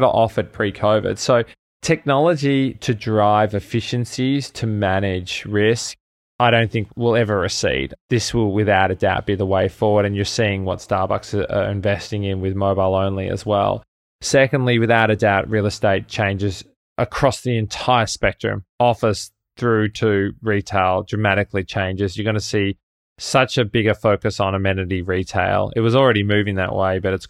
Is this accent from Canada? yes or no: no; Melbourne, Victoria, Australia; moved away as an adult; also born or lived in New York City, United States; I'm originally from Melbourne in Australia, and I landed in the States, in New York City, in late 2010 to actually go to business school